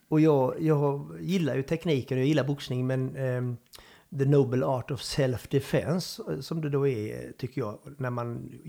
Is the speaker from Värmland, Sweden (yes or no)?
yes; Värmland, Sweden; accent: Värmland; Och du vet ju min dialekt. Det är ungefär som du skulle spela eh, liksom Kungliga. På, på, på värmländska?